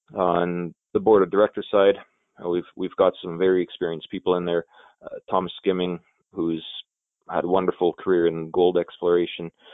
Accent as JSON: {"language": "English", "town": "Elliot Lake", "region": "Ontario", "country": "Canada", "tie": "born or raised there", "said": "It's my hometown"}